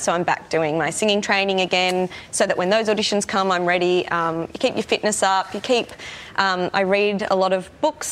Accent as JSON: {"language": "English", "country": "Australia", "tie": "born or raised there", "also_born_or_lived": "Sydney", "said": "an actress growing up in Australia"}